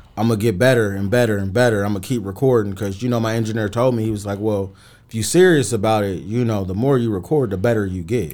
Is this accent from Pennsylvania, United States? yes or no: no; Mesa, Arizona, United States; growing up in Mesa, it, it's definitely different from, you know, Phoenix.